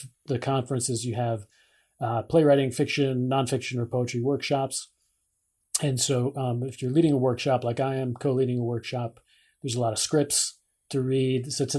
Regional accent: San Francisco, California, United States; We're from San Francisco.

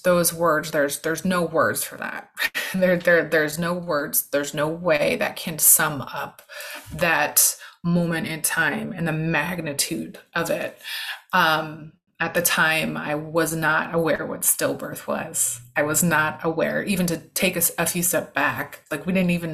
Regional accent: California, United States; moved away as an adult; now in New York, United States; my entire family's from California. I'm from California, but I've been in New York for 12 years, so I consider myself a New Yorker

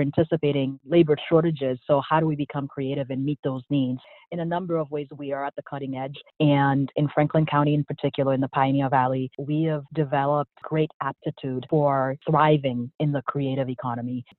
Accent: Port-au-Prince, Ouest, Haiti; also born or lived in Boston, United States; now in United States; So I'm originally from Haiti, grew up in Port-au-Prince, and spent the 12 years after we moved to the U.S. living in Boston

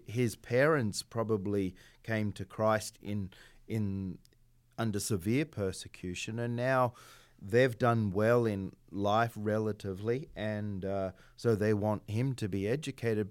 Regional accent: Australia; moved away; I'm Australian

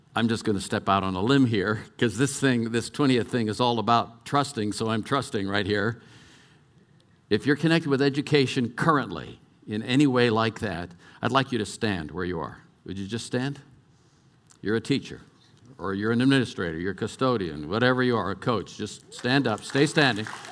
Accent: California, United States; moved away; also born or lived in Colorado; I was brought up in California

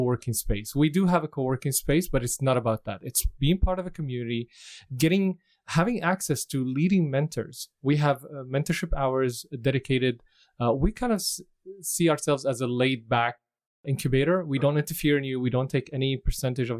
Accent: Damascus, Damascus Governorate, Syria; moved away as an adult; also born or lived in Dubai, United Arab Emirates; now in Vancouver, Canada; I'm originally from Syria, mm-hmm. Damascus, Syria

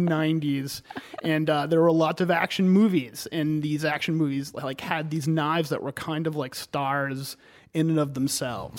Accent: Cumberland, Maine, United States; also born or lived in Hartford, Connecticut; I've been a Mainer ever since then. Uh, and I grew up in Cumberland.

